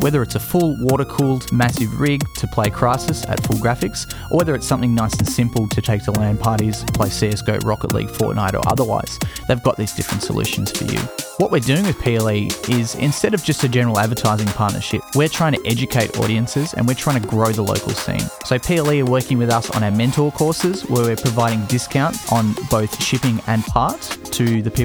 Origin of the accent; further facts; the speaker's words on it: Australia; my home country of Australia